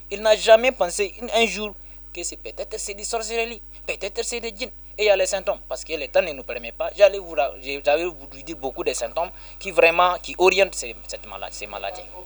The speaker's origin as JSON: {"language": "French", "town": "Balleyara", "region": "Tillabéri", "country": "Niger", "tie": "born or raised there", "said": "Balayara, c'est mon village natal."}